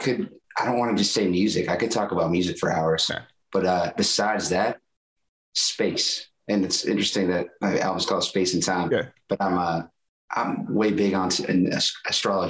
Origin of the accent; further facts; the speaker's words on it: Worcester, Massachusetts, United States; my hometown, Worcester